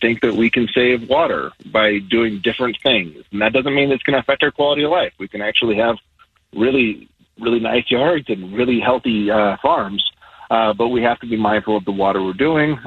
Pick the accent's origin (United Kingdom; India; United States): United States; Logan, Utah; I grew up in Logan